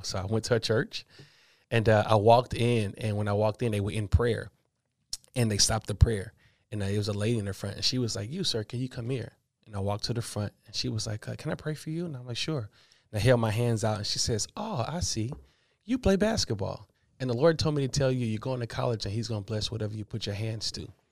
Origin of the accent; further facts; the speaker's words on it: Atlanta, Georgia, United States; I grew up in Atlanta, Georgia